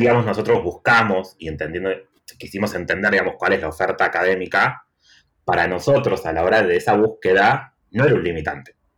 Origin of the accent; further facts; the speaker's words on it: Tucumán, Argentina; moved away as an adult; also born or lived in Barcelona; now in Buenos Aires, Argentina; soy de Tucumán, pero vivo en Buenos Aires hace siete años